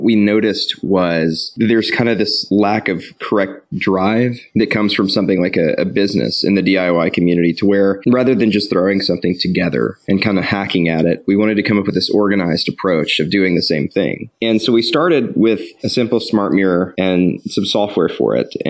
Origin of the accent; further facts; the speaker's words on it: Tupelo, Mississippi, United States; I was raised in Tupelo, been in Mississippi for a very long time.